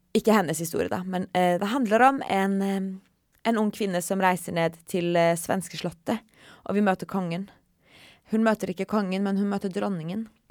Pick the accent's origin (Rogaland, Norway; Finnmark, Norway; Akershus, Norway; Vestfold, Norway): Finnmark, Norway; Kautokeino; jeg kommer fra Kautokeino